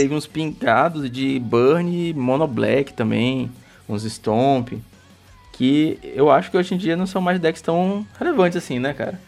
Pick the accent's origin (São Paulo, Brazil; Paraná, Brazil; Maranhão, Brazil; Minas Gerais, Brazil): Maranhão, Brazil; A gente é do Maranhão